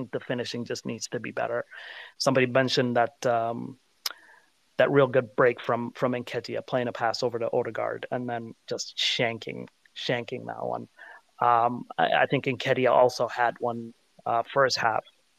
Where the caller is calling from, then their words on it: United States; The US.